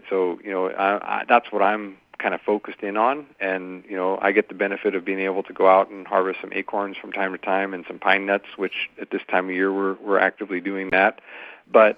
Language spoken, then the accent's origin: English; San Francisco Peninsula, California, United States; I grew up on the San Francisco Peninsula myself